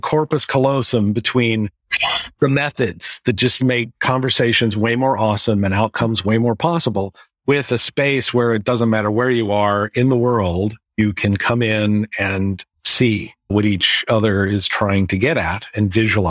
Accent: California, United States; also born or lived in Florida; I'm a Florida native, but I grew up in California. And I live in the Pacific Northwest.

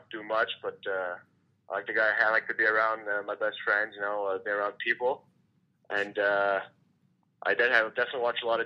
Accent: Montreal, Quebec, Canada; moved away; I'm from Montreal, like pretty much like this, like right in Montreal.

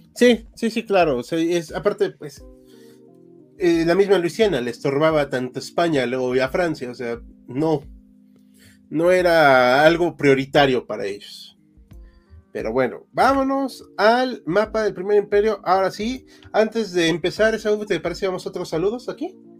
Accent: Mexico; Somos mexicanos

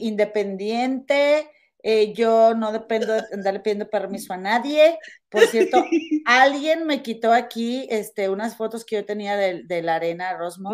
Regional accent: Monterrey, Nuevo León, Mexico; now in Chicago area, United States; somos, somos este, regias

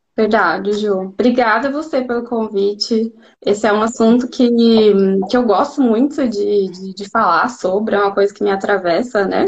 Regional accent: Brazil; first language Portuguese; moved away as an adult; now in Munich, Germany

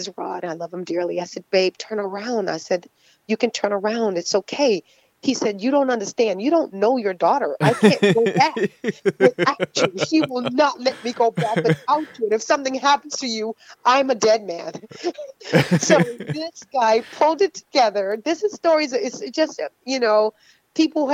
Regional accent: Florida, United States; I'm from Florida

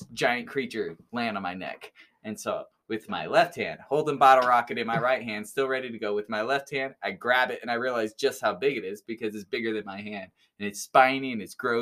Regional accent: California, United States; I'm from California

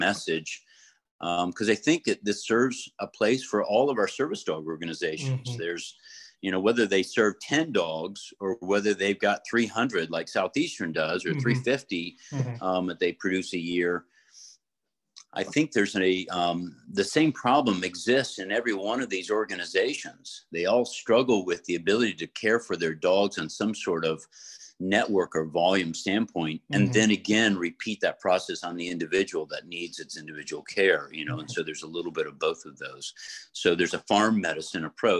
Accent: Florida, United States; I grew up in Florida

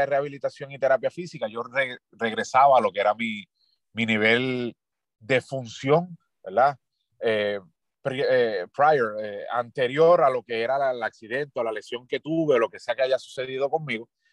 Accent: Ponce, Puerto Rico; moved away as an adult; also born or lived in Río Piedras / Mexico / United States; now in San Germán, Puerto Rico; Soy nacido y criado en Ponce

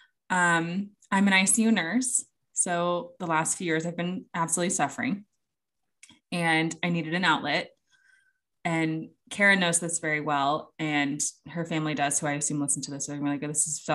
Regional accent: United States; I'm obviously American

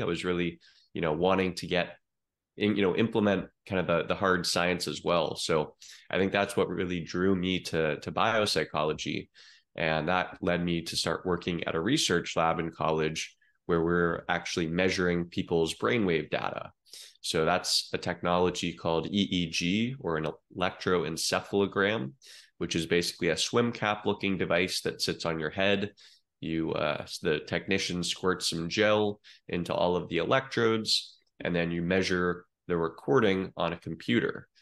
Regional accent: Eugene, Oregon, United States; moved away as an adult; now in Miami, United States; I grew up in Eugene, Oregon, uh, Tracktown, USA

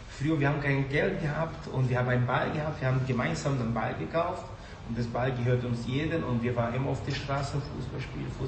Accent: Brazil; German is a second language; now in Germany; ich bin Brasilianer, ich war auf jeden Fall für Brasilien

